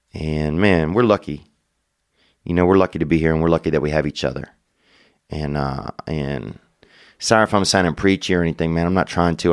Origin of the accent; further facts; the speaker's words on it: Louisiana, United States; we're both from Louisiana